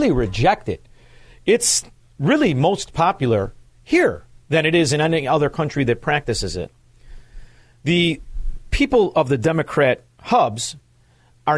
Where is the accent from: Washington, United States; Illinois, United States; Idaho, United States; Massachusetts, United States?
Illinois, United States; Chicago; moved away; as a Chicagoan, formerly a Chicagoan